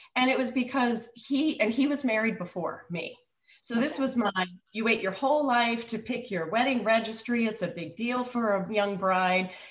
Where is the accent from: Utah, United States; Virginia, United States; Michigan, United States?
Virginia, United States; moved away as an adult; also born or lived in up north; I was living up north and I'm from Virginia